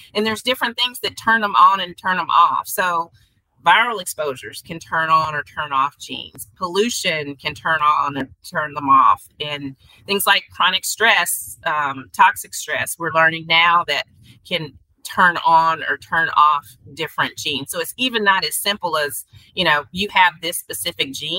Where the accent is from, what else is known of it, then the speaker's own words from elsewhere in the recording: Arkansas, United States; now in Kansas City, United States; in Arkansas, from where I'm from, there's a lot of pine pollen